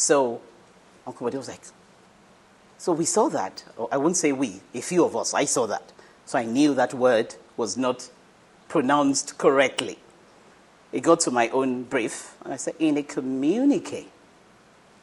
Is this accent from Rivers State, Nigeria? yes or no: no; Ibadan, Oyo, Nigeria; I grew up in Ibadan